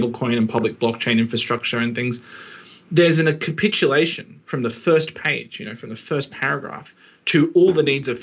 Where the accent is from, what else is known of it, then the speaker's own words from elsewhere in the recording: Australia; as an Australian